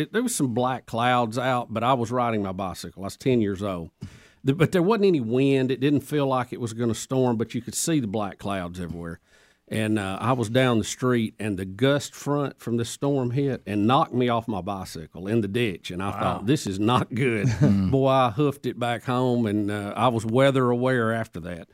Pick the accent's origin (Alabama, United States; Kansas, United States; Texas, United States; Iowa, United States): Alabama, United States; Jacksonville; my hometown Jacksonville